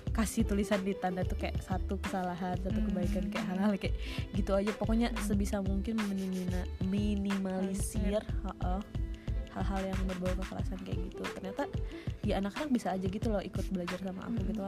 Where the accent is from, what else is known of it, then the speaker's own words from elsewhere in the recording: Bandung, West Java, Indonesia; kalau kita kan dari Bandung ya kelihatan ya intonasi mana yang marah mana yang enggak